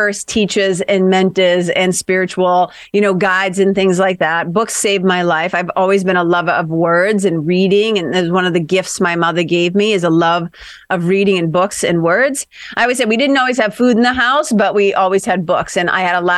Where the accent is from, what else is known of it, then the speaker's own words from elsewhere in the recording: Lawrence, Massachusetts, United States; moved away as an adult; also born or lived in Boston, United States / Los Angeles, United States; I grew up in Lawrence, Mass, which is a little immigrant city, about 30 miles, tough little city, about 30 miles north of Boston